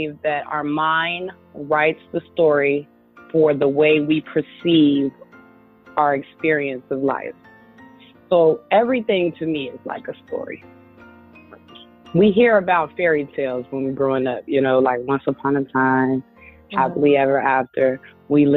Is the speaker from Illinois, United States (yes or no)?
yes; Chicago, Illinois, United States; moved away as an adult; now in California, United States; I'm originally from Chicago, and that's where I was born and raised.